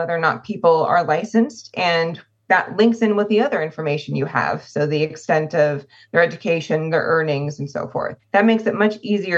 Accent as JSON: {"language": "English", "region": "California", "country": "United States", "tie": "born or raised there", "said": "my home state of California"}